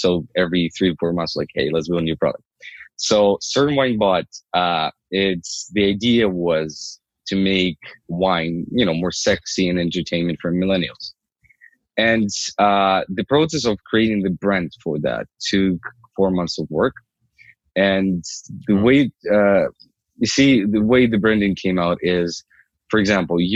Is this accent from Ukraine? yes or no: yes; Ukraine; moved away as an adult; now in Canada; I'm originally from Ukraine. I came here 7 years ago